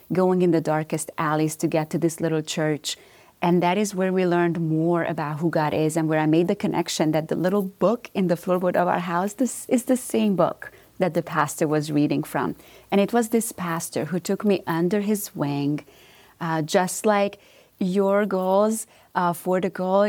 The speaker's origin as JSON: {"language": "English", "country": "Romania", "tie": "born or raised there", "moved": "yes", "said": "Yes, so I am originally from Romania. So this is not a southern accent that everybody's hearing here. but growing up in Romania"}